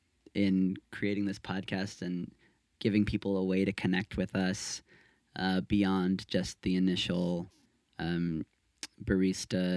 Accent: San Francisco, California, United States; I grew up in San Francisco

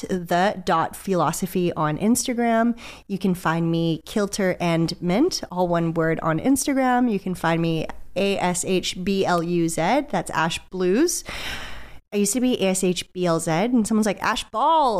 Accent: Port Coquitlam, British Columbia, Canada; Poco represent. I grew up in Poco

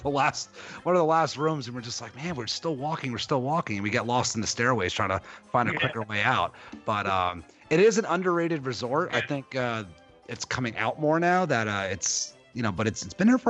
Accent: New Jersey, United States; Jersey, which is my home state

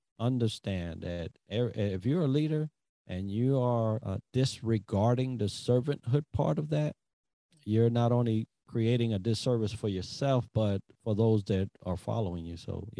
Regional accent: Hawaii, United States; That's just me being chill and going back to a place that I love, that I grew up as a young adult. I grew up on Oahu.

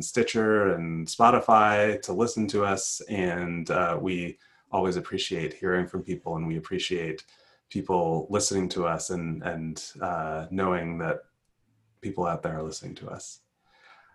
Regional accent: United States; I grew up in the United States.

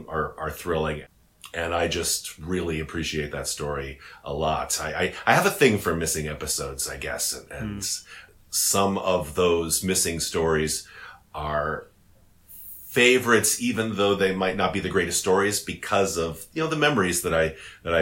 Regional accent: United States; as an American

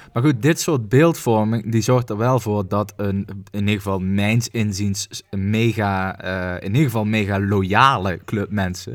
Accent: Netherlands; wij moeten dat als Nederlander

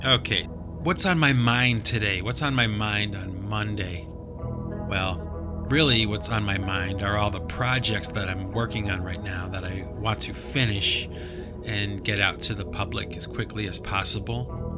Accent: New England, United States; not the New England Patriots, you know, my hometown team.

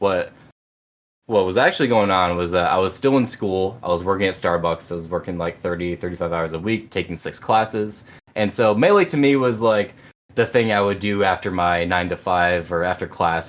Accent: Binghamton, New York, United States; I've kind of just been home my whole life in Binghamton

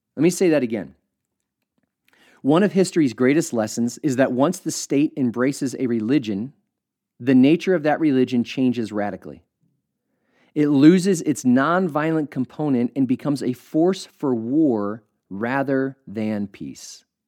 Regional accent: United States; every church that I went to as a kid had an American flag placed prominently on stage

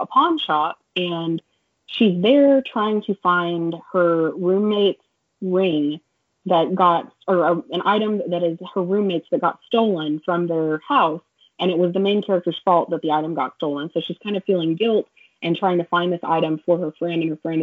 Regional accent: Oklahoma, United States; born or raised there

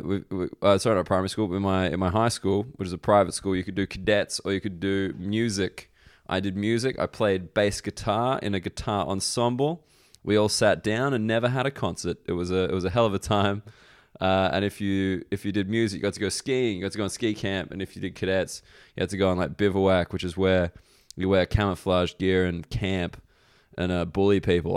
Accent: Australia; moved away; as an Australian person

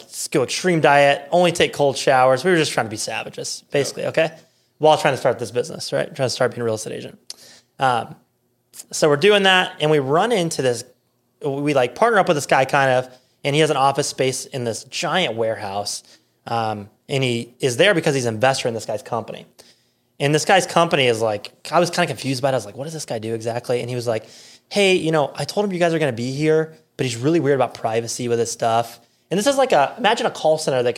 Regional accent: South Dakota, United States; moved away as an adult; also born or lived in Rapid City, South Dakota; now in Omaha, United States; I'm from South Dakota

